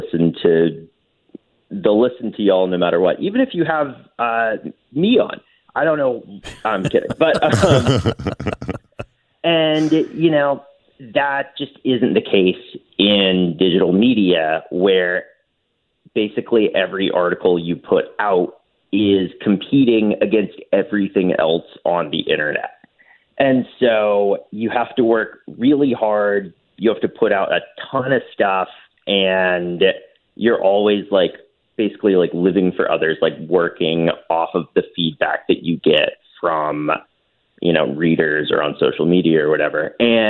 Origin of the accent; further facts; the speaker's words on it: Western North Carolina, United States; moved away as an adult; also born or lived in New York / Los Angeles; I grew up in Western North Carolina